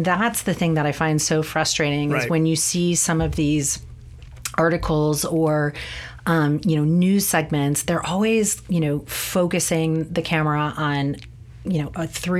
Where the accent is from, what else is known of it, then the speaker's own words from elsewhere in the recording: Chicago, Illinois, United States; And I'm from Chicago and we have similar experiences in Chicago or Philadelphia or wherever it may be